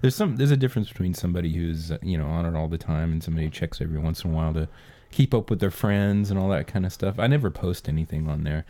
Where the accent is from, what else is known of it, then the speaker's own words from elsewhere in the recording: United States; being an American